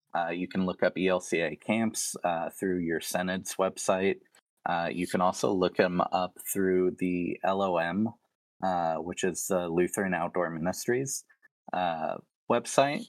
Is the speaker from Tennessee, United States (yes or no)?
yes; Tennessee, United States; now in Spirit Lake, United States; Growing up in Tennessee, I was surrounded by a lot of, like, Baptist and Southern Baptist